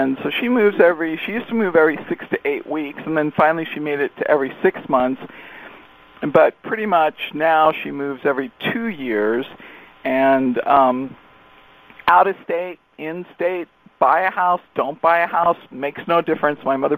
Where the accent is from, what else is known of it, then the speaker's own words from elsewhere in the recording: Torrance, California, United States; I was raised in Torrance. I was born at Torrance Memorial, and I was raised in Torrance.